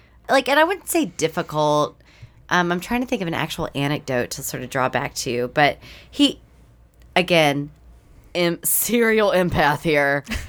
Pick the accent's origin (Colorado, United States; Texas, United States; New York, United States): Texas, United States; East; I grew up in a conservative, Baptist, East Texas household.